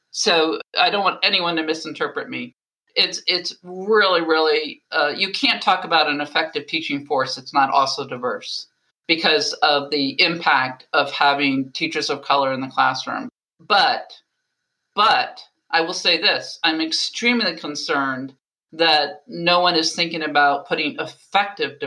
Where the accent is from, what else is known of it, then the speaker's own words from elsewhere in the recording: Baltimore, Maryland, United States; that was my hometown, Johns Hopkins